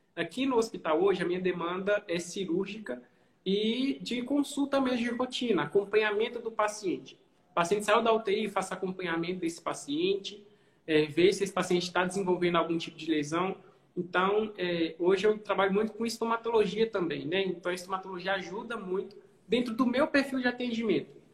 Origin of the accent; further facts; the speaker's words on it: Governador Valadares, Minas Gerais, Brazil; sou daqui de Valadares, costumo fazer alguns cursos fora, quase todos, mas eu continuo aqui